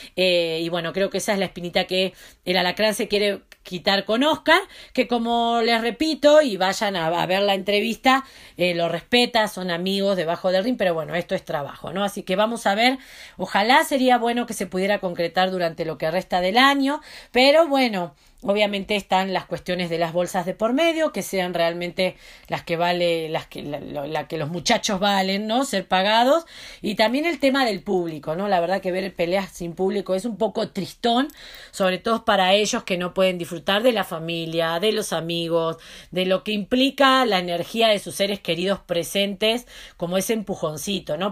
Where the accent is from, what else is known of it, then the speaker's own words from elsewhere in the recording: Mexico; como buena mexicana que me siento